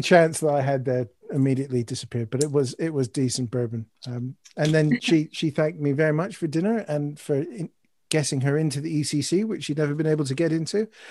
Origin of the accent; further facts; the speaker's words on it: Canada; now in United Kingdom; as a Canadian, Guy Fawkes Night's always been a bit strange for me.